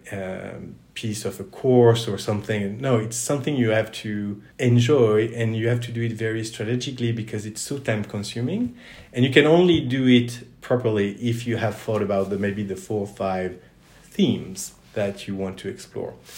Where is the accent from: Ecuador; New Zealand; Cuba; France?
France; Toulouse, Occitania; moved away as an adult; also born or lived in United States; I'm originally from France, mm-hmm. from southwest France, from Toulouse.